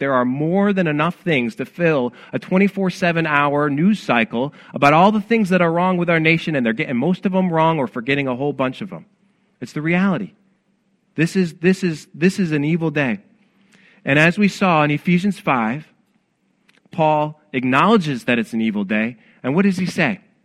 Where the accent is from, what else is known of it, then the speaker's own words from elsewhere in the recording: Rochester, New York, United States; I'm from Rochester, New York